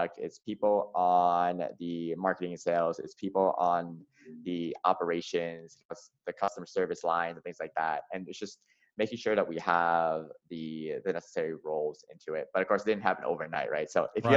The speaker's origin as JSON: {"language": "English", "town": "Atlanta", "region": "Georgia", "country": "United States", "tie": "born or raised there", "said": "I grew up in the American South. So I grew up in Atlanta."}